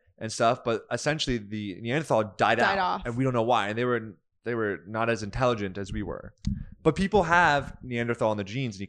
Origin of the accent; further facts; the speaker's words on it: United States; I'm American and then, or I'm Jewish and I have this sort of bloodline